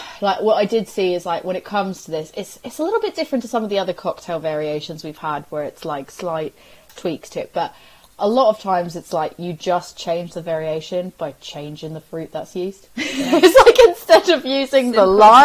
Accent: United States; now in United Kingdom; as an American

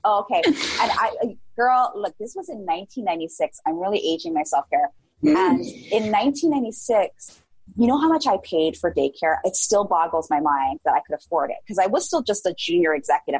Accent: Hawaii, United States; also born or lived in San Francisco Bay Area; I grew up in a really small town here in Hawaii

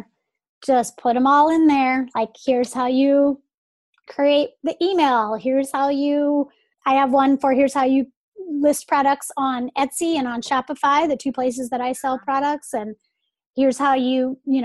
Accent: Atlanta, Georgia, United States; moved away as an adult; now in St. Petersburg, United States; I grew up in Atlanta

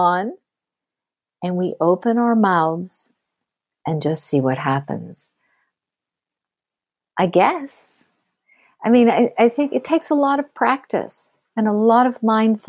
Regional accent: Pittsburgh, Pennsylvania, United States; moved away; I'm from Pittsburgh

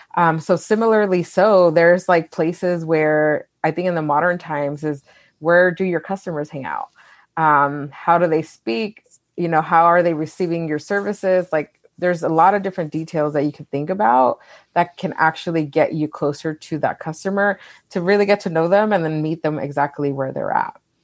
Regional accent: Wilmington, California, United States; I was born and raised in California

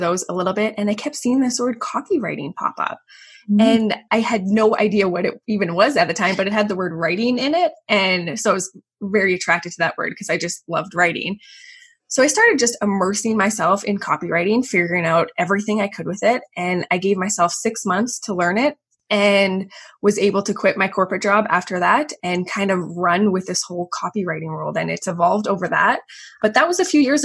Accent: Calgary, Alberta, Canada; moved away as an adult; also born or lived in Chicago / Vienna, Austria; I'm from Calgary, Canada, and I grew up with two older brothers

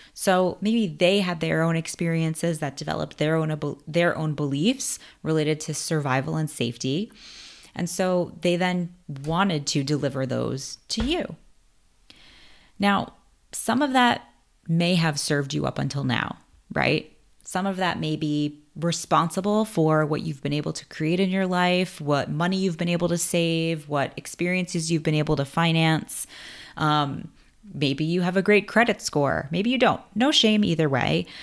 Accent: New York City, New York, United States; also born or lived in Bronx, New York; I was born in the Bronx, but I was raised in Queens

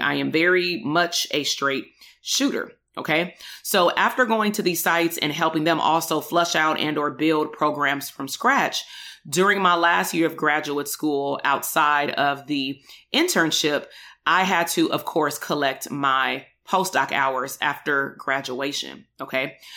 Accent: Compton, California, United States; also born or lived in Portland, Oregon; between the ages of about nineteen eighty-two until nineteen ninety-eight, I attended K through twelve school in the Compton Unified School District

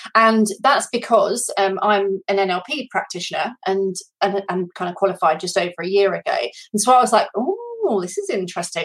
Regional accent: United Kingdom; now in France; I actually am currently based in France. Um, I'm British, as most of you will be able to hear

